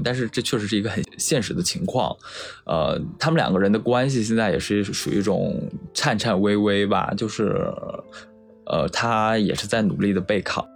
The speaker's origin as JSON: {"language": "Chinese", "region": "Shandong", "country": "China", "tie": "born or raised there", "moved": "as an adult", "said": "我的老家是山东的一个沿海的三四线小城市"}